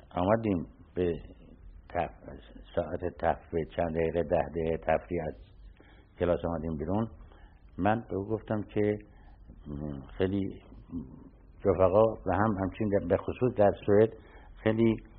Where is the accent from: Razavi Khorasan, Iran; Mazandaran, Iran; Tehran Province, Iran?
Tehran Province, Iran; Tehran; شروع تحصیلات ما از بچگی در تهران بوده